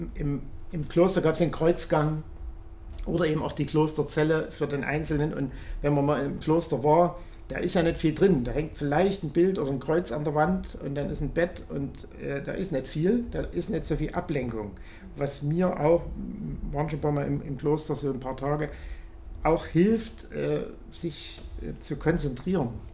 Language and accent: German; Kunstorf near Reichenbach, Saxony, Germany; moved away; In Kunstorf, wo ich herkomme, wo meine Mutter auch wohnt, bei Reichenbach, oder es gehört zu Reichenbach